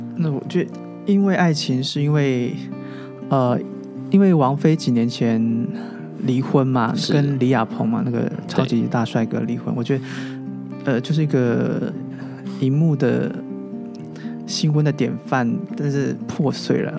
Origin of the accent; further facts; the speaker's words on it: Taoyuan, Taiwan; moved away as an adult; now in Taipei, Taiwan; 我老家在桃园嘛，是。我一个人在台北 居住嘛，所以可能异乡背景。